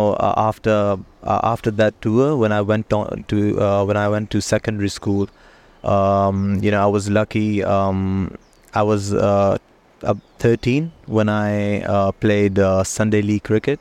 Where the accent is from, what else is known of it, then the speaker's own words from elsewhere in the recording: Hong Kong; I was born in Hong Kong. I grew up here